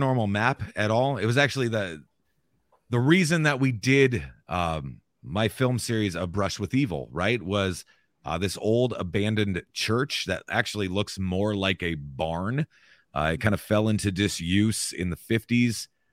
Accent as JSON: {"language": "English", "region": "Southwest Iowa", "country": "United States", "also_born_or_lived": "Maryville, Missouri", "said": "I'm an Iowa boy. Yep, Southwest Iowa"}